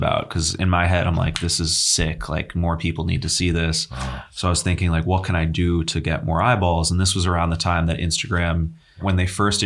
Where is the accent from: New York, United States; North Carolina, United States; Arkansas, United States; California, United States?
New York, United States; New York City; also born or lived in Los Angeles; I grew up in Union Square